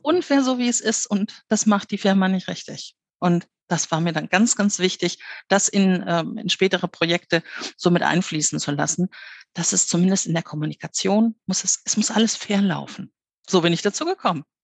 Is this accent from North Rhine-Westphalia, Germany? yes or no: yes; Ruhr area, North Rhine-Westphalia, Germany; moved away; also born or lived in Bavaria; ich bin im Ruhrgebiet aufgewachsen. Mein Vater war auf der Zeche.